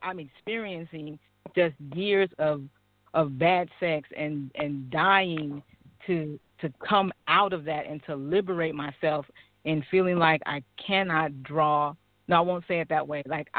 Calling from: Sacramento, California, United States; I'm calling from Sacramento.

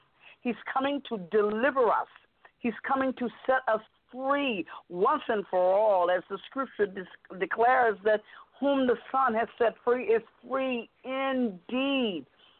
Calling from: Vallejo, California, United States; I'm calling from Vallejo.

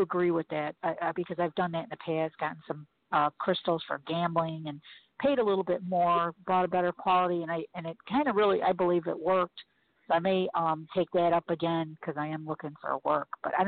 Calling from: Chicago, Illinois, United States; I'm a first-time caller. I'm calling from Chicago.

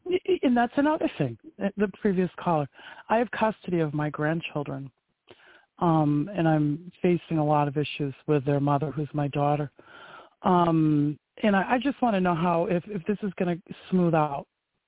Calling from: Maine, United States; I live in Maine.

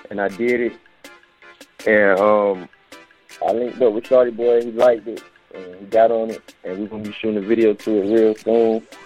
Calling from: Kemp, North Carolina, United States; I'm from Kemp, North Carolina.

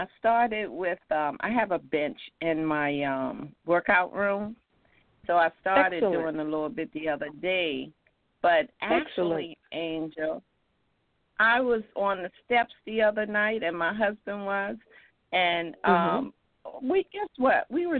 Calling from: North Carolina, United States; calling from North Carolina.

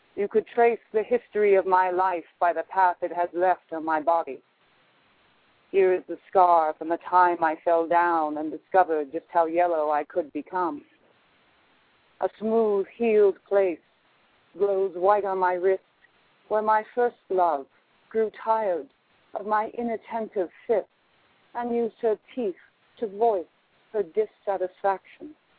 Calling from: Albuquerque, New Mexico, United States; I'm calling from Albuquerque, New Mexico

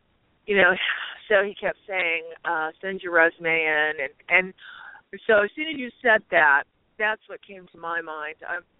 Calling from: Arizona, United States

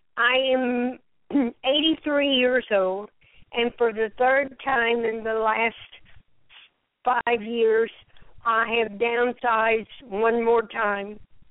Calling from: Lafayette, Louisiana, United States; I'm calling from Lafayette, Louisiana.

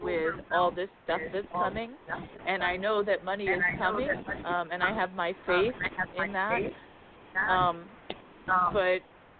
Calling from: San Diego, California, United States; from San Diego.

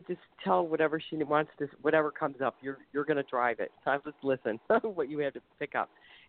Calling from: Ohio, United States; I'm calling from Ohio.

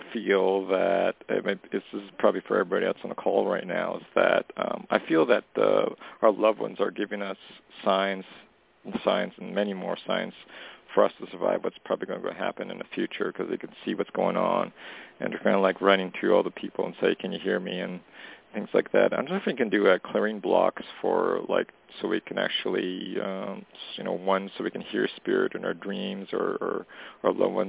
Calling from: Canada; it's … calling from Canada.

